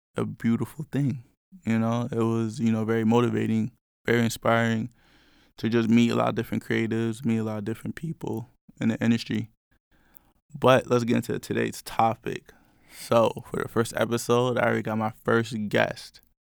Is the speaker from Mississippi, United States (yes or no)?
no; New York, United States; I'm from New York.